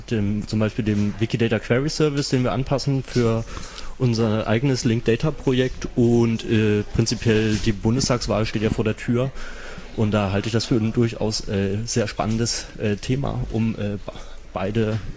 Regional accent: Leipzig, Saxony, Germany; Ich bin der … und ich komme aus Leipzig.

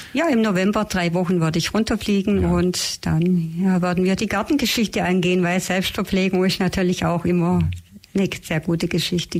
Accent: Germany; bei uns in Deutschland

